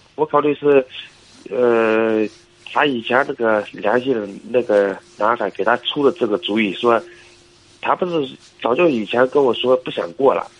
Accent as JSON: {"language": "Chinese", "region": "Shanxi", "country": "China", "said": "我是山西的"}